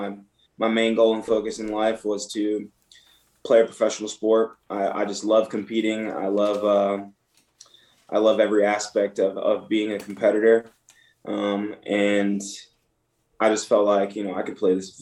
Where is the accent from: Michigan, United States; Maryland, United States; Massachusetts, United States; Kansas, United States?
Michigan, United States; So I'm originally from Michigan, so I played a lot of hockey growing up